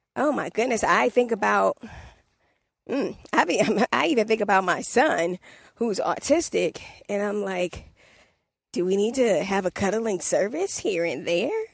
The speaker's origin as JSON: {"language": "English", "town": "Washington", "region": "District of Columbia", "country": "United States", "accent": "DC", "said": "my D C accent"}